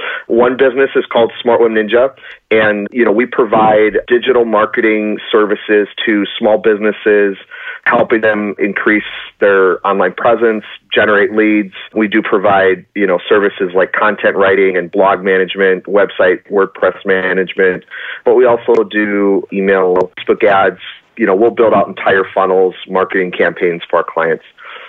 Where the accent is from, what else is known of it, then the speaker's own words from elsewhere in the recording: Spooner, Wisconsin, United States; born there; now in Minneapolis, United States; Yeah, so I was born in a small town called Spooner, Wisconsin, about 2 hours outside of the Twin Cities in Minnesota. My wife and I currently live in Minneapolis, Minnesota, though.